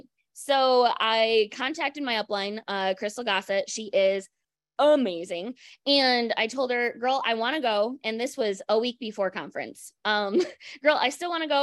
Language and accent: English; Michigan, United States; I'm from Michigan